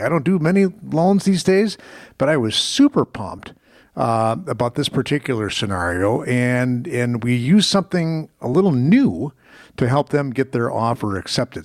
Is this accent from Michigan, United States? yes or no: no; Muskego, Wisconsin, United States; a property in Muskego, my hometown